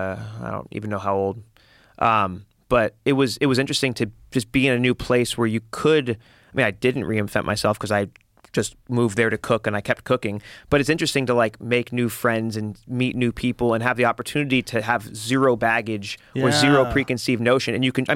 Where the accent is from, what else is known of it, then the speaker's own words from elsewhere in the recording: California, United States; Well, I grew up in the Valley, and so it definitely, there was like, there's neighborhoods and communities.